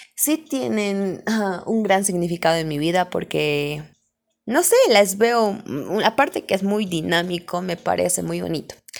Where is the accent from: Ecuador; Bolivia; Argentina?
Bolivia; yo soy de Bolivia, acá en Bolivia